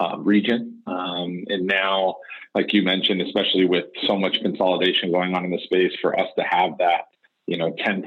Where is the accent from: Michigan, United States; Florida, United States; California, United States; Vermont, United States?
Michigan, United States; Detroit; moved away; I'm actually originally from Detroit